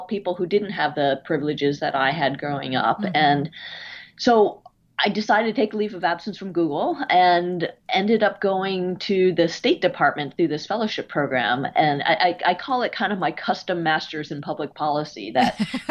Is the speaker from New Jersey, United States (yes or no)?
yes; New Jersey, United States; moved away as an adult; also born or lived in California; I grew up in New Jersey in the suburbs of immigrant parents